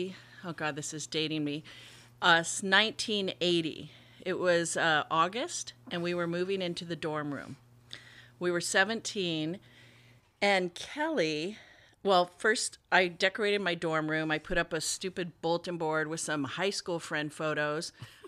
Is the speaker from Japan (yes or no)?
yes; Japan; also born or lived in Hawaii, United States; I'm from Hawaii. She was from Hawaii. I grew up in Japan.